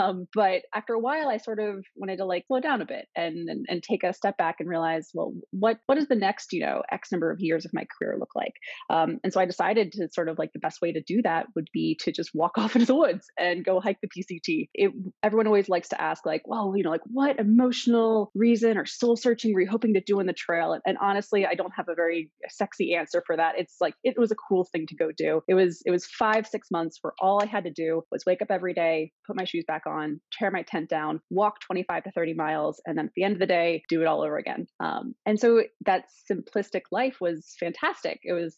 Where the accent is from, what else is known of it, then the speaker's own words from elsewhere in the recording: East Coast, United States; also born or lived in Virginia / Pennsylvania; I was born and raised on the East Coast, from Virginia to Pennsylvania, back and forth a couple times.